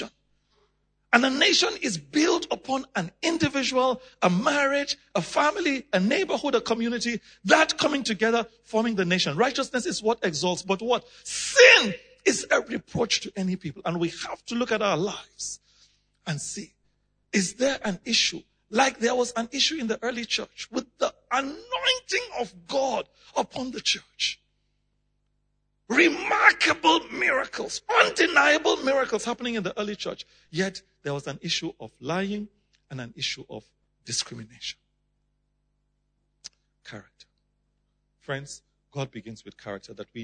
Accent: Nigeria; I come from Nigeria.

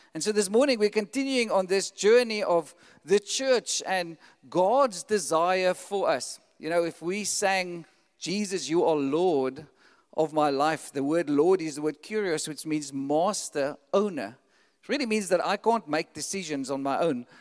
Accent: South Africa; we have like a South African passport

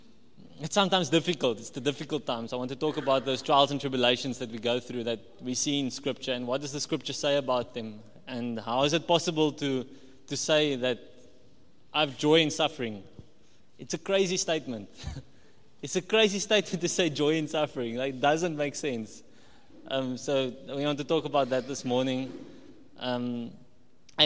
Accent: Walvis Bay, Erongo, Namibia; also born or lived in Cape Town, South Africa / Paarl, South Africa / Potchefstroom, South Africa; I'm from Wolfish Bay. I grew up in Wolfish Bay

